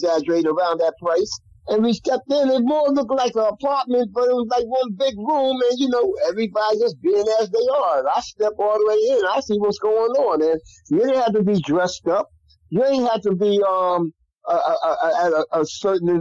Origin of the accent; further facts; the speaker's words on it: New York City, New York, United States; I grew up in Colonial Projects